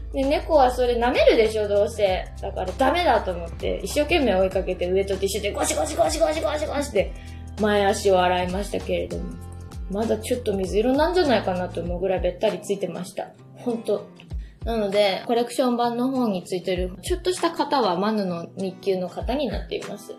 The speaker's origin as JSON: {"language": "Japanese", "region": "Fukuoka", "country": "Japan", "tie": "born or raised there", "said": "福岡ビートステーション。私の地元で。"}